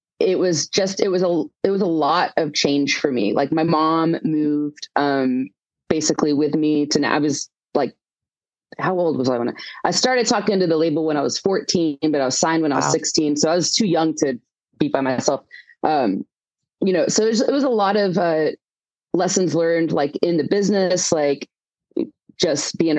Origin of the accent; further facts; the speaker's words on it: Houston, Texas, United States; moved away as an adult; also born or lived in Nashville, United States / Los Angeles, United States; I'm from the Houston area.